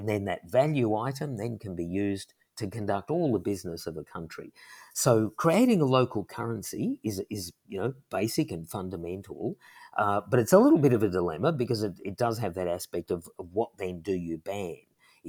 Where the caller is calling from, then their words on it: Sydney, New South Wales, Australia; So I'm talking from Australia, and if I went to a shop just here in Sydney